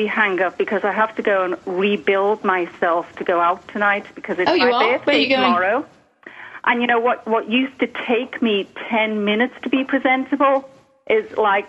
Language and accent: English; Liverpool, North West England, United Kingdom; I'm from Liverpool, England, but because it's so far north, it's a completely different accent than yours.